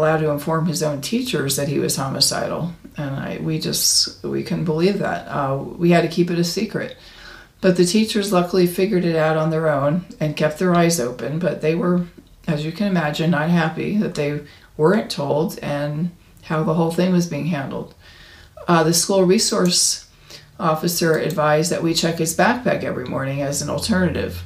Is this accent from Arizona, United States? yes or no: yes; Arizona, United States; my home state of Arizona